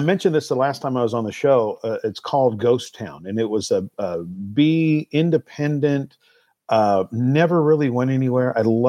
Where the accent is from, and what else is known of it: Seattle, Washington, United States; born or raised there